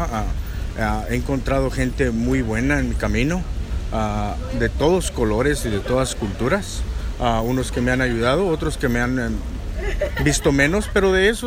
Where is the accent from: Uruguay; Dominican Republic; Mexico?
Mexico; Michoacán; que soy de Michoacán, para nosotros la comida es cultura